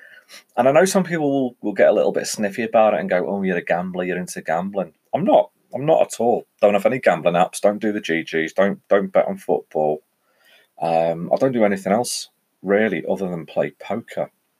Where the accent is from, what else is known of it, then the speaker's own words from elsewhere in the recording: Ellesmere Port, North West England, United Kingdom; So I am from the Northwest. For those of you that listen to this locally, you'll know I'm from a place called Ellesmere Port, which is just south of the Mersey. We sit on the banks of the Mersey.